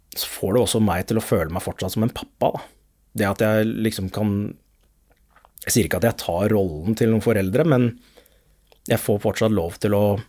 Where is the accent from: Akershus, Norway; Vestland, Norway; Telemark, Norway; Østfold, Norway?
Akershus, Norway; Lørenskog; Det er der hvor jeg har vokst opp, i Lørenskog